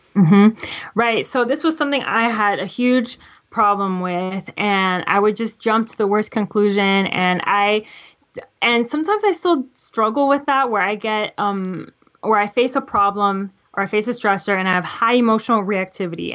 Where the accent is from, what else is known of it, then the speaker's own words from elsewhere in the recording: Florida, United States; I'm from Florida